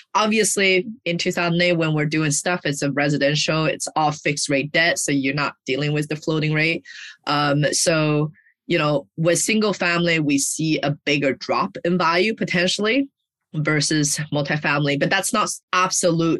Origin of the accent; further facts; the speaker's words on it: China; moved away; I grew up in China